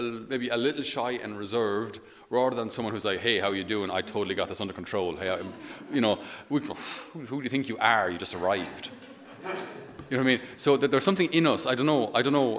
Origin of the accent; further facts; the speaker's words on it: Ireland; we as Irish people